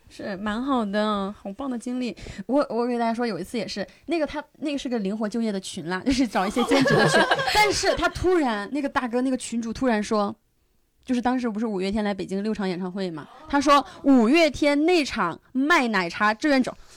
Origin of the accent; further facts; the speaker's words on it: a border town in southwest China, China; moved away as an adult; also born or lived in Chongqing; now in Beijing, China; 我小时候是在一个，呃，镇上西南的一个边陲小镇上学